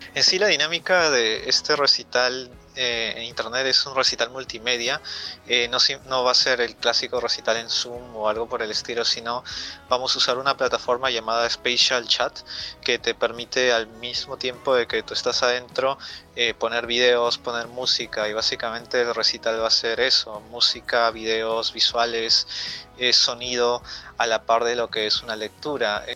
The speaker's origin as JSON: {"language": "Spanish", "country": "Peru", "said": "soy un poeta de Perú"}